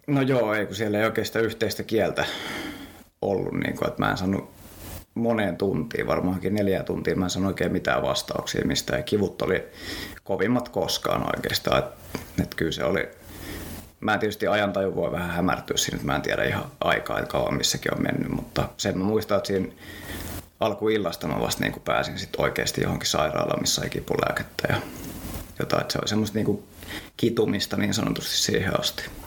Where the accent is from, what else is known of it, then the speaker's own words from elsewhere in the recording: Helsinki, Uusimaa, Finland; Mä oon kotosin Helsingistä